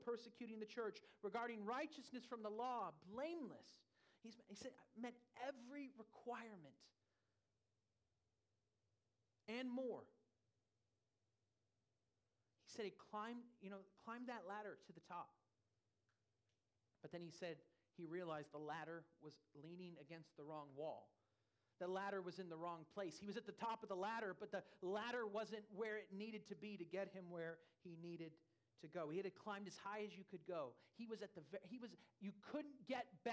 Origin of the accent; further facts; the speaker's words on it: California, United States; also born or lived in Louisville, Kentucky; now in Lighthouse Point, United States; I'm from California